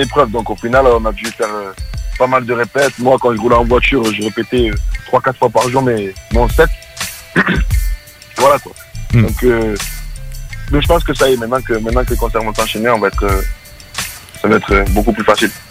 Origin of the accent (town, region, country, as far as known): France